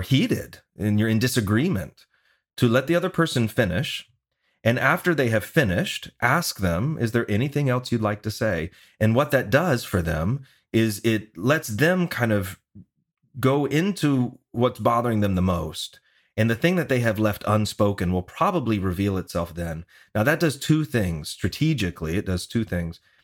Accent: the South, United States; moved away; I'm from the South originally.

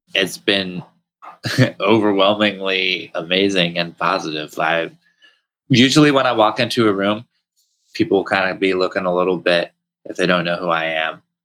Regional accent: New Hampshire, United States; as a kid growing up in New Hampshire

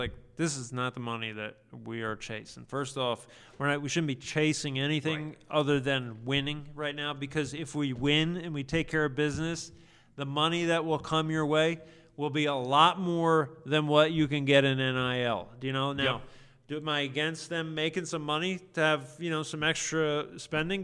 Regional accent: New Jersey, United States; moved away; growing up in New Jersey

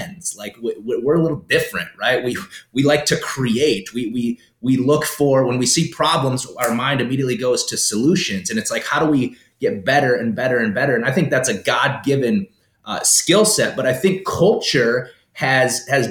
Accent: South Dakota, United States; also born or lived in Florida; now in Minnesota, United States; Born in South Dakota, born and raised in South Dakota.

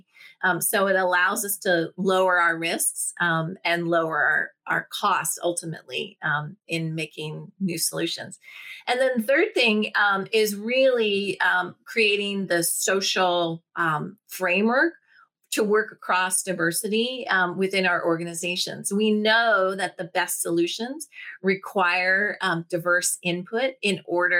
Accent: Washington, District of Columbia, United States; I was raised in Washington, D.C., started my career in politics

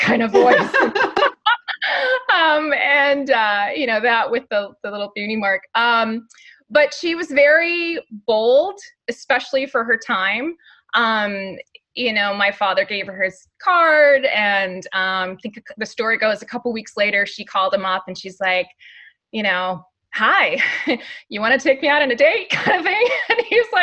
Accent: Honolulu, Hawaii, United States; now in Orange County, United States; I grew up in Hawaii and raised by a mother from the big city. So I literally grew up in like downtown Honolulu

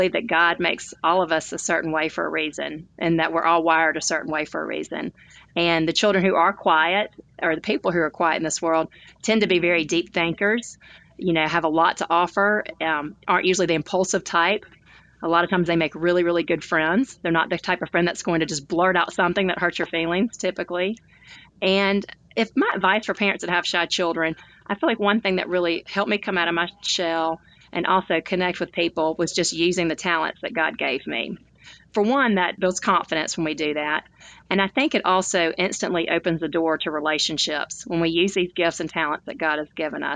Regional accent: Tuscaloosa, Alabama, United States; born or raised there; now in Birmingham, United States

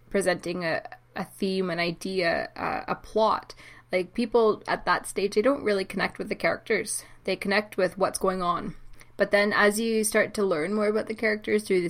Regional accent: Canada; I was only a child, like a young kid in the 80s, but also I'm from Canada

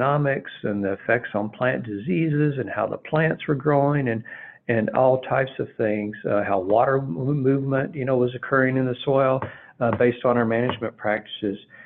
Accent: Glasgow, Kentucky, United States; my small town where I grew up in Glasgow, Kentucky, south central part of Kentucky

